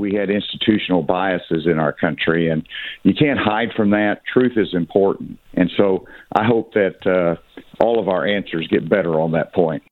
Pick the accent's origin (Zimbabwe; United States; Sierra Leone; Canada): United States; Arkansas; I grew up in the South. Mm-hmm. I'm from Arkansas